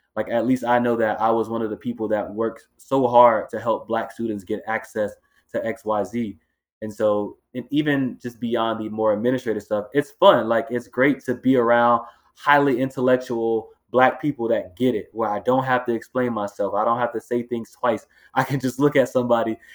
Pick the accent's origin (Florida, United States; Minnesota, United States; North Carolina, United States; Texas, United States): Florida, United States; Miami; moved away as an adult; also born or lived in Los Angeles, California; now in Boston, United States; growing up in Miami, Florida